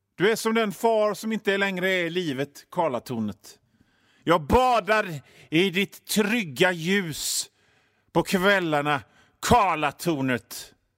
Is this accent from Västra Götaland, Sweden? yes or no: yes; Gothenburg, Västra Götaland, Sweden; För ni hör ju det på mitt sätt att prata, min dialekt. Jag är från Göteborg, jag bor i Göteborg.